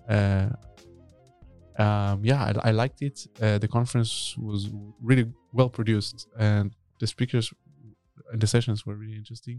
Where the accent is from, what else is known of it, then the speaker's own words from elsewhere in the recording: Tel Aviv, Tel Aviv District, Israel; moved away as an adult; also born or lived in Berlin, Germany / Stockholm, Sweden; now in Netherlands; I'm originally from Tel Aviv, uh, but I live in Europe already for over ten years.